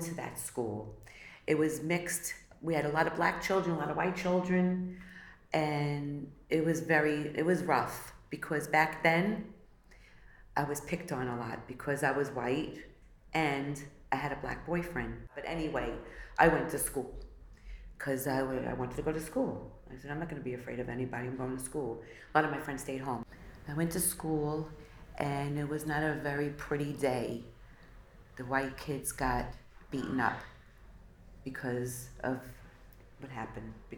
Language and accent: English; New York City, New York, United States; also born or lived in Crown Heights, Brooklyn; from Crown Heights, I moved to Jamaica, Queens.